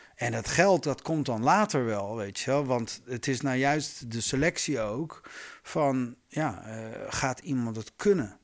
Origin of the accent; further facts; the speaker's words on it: Groningen, Netherlands; moved away; Ik kom uit Groningen oorspronkelijk